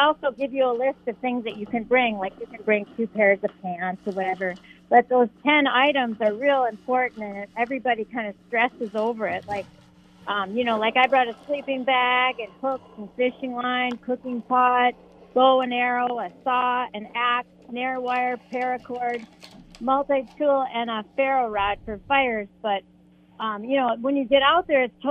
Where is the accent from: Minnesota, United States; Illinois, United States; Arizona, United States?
Minnesota, United States; North Shore of Lake Superior; I was raised up on the North Shore of Lake Superior